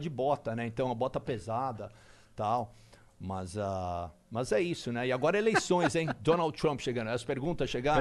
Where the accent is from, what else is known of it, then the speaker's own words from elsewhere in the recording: São Paulo, Brazil; first language English; moved away; also born or lived in New York; eu sou brasileiro, cara. São Paulo, sabe? E minha família é daqui